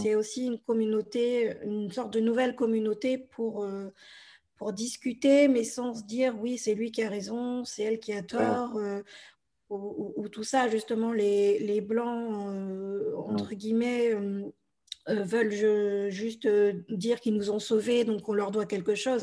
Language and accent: French; France; also born or lived in Bolivia; je suis française et je suis adoptée de Bolivie